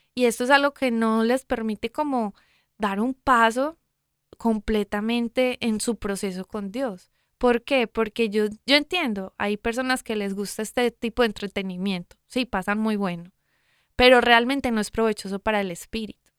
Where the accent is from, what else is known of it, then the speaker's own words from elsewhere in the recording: Medellín, Antioquia, Colombia; moved away; de donde vengo yo, de Medellín, Colombia.